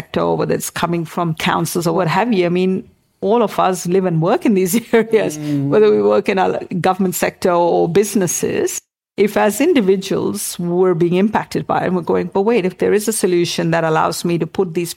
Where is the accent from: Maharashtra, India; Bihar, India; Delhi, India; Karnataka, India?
Maharashtra, India; Mumbai; now in Australia; I grew up in Mumbai.